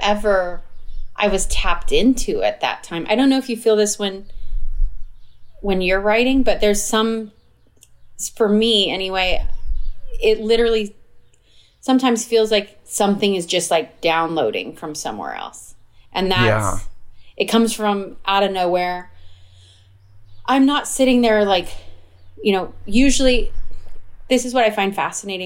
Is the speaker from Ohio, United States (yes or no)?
no; Arizona, United States; I grew up in Arizona